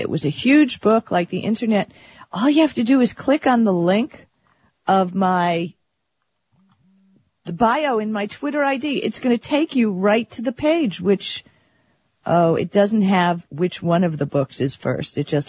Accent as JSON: {"language": "English", "town": "Miami Beach", "region": "Florida", "country": "United States", "tie": "born or raised there", "said": "Miami Beach. I went to Miami Beach High, Central Beach Elementary, and the University of Miami."}